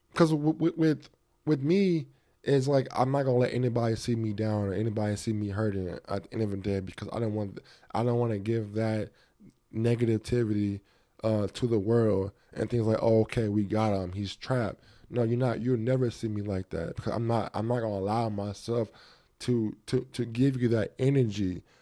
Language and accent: English; United States; I'm a black, um, American, I'm African American